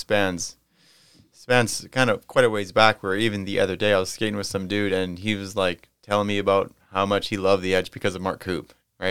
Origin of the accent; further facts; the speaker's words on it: Winkler, Manitoba, Canada; growing up in Winkler, Manitoba, shout out to Winkler, Manitoba